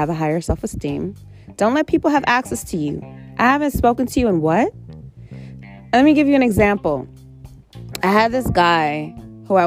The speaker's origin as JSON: {"language": "English", "town": "New York City", "region": "New York", "country": "United States", "tie": "born or raised there", "moved": "yes", "said": "I grew up in New York City. I lived there 21 years. I lived in other places too, but New York City is mostly where I'm from"}